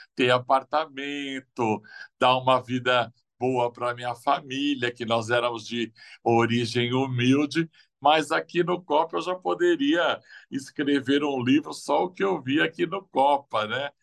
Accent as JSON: {"language": "Portuguese", "region": "São Paulo", "country": "Brazil", "said": "eu vim de Pirituba"}